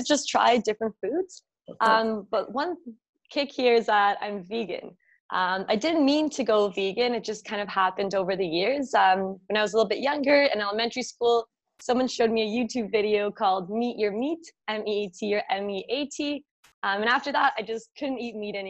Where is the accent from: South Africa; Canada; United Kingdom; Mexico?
Canada; Toronto, Ontario; right now I'm in Toronto. I was born and raised.